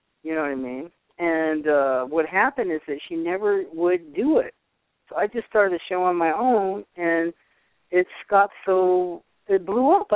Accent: Poughkeepsie, New York, United States; moved away; also born or lived in Boston, Massachusetts / California; I used to live upstate New York in Poughkeepsie

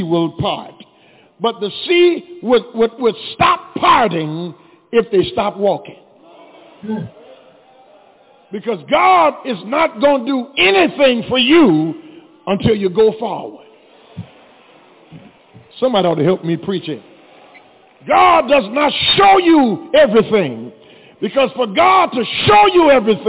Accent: Louisiana, United States; growing up in Louisiana

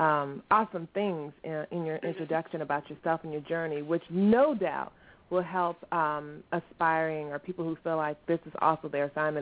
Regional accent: Virginia, United States; Because I was born and heard in Virginia. Virginia, repping.

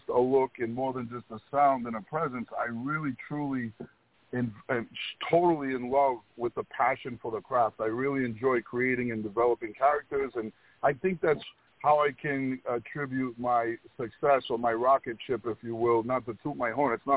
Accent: Rhode Island, United States; I grew up in between New York and Boston and Rhode Island, the smallest state

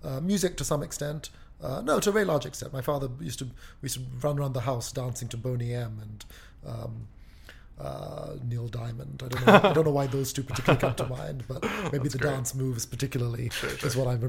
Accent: London, United Kingdom; moved away as an adult; also born or lived in Malaysia; now in United States; I was born in Malaysia, but we moved to London the first time when I was about 2

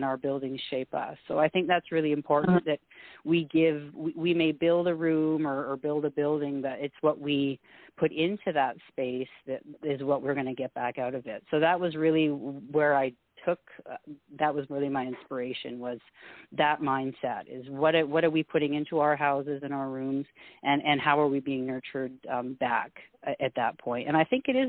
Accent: Canada; also born or lived in Alberta; We're a Scottish family. I'm first generation Canadian

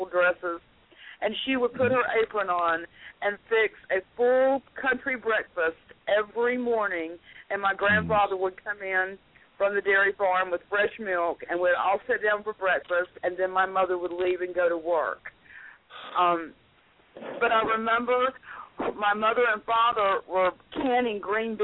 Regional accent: North Carolina, United States; accent: southern; also born or lived in Florida; I was born in North Carolina. I've lived all over Florida, North Carolina. But North Carolina is what I call home

